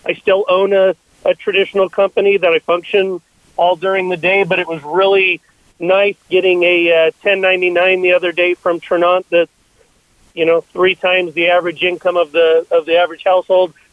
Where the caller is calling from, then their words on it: Utah, United States; Uh, I am actually here in Utah as well.